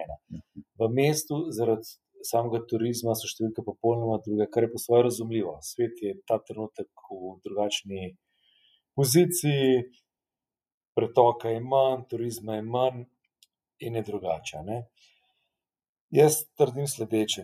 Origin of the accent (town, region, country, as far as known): Slovenia